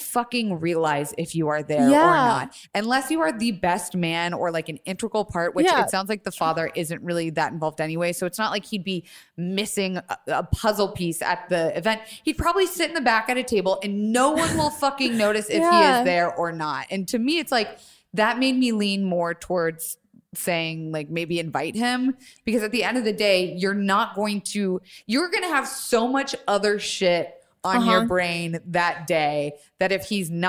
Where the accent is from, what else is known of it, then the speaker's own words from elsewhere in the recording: Tampa, Florida, United States; I'm from Florida